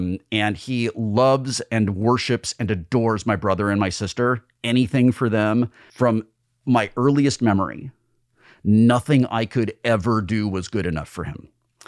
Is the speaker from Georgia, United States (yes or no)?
no; Burbank, California, United States; also born or lived in Sunland, Los Angeles; I grew up in Burbank.